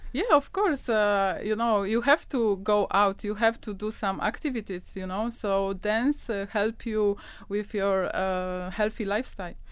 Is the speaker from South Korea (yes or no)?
no; Poland; moved away as an adult; now in Dubai, United Arab Emirates; I'm from Poland and I came to Dubai like one year ago